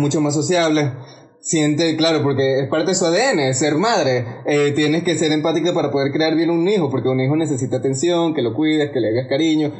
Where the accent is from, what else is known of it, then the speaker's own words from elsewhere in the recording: Venezuela; siendo venezolano yo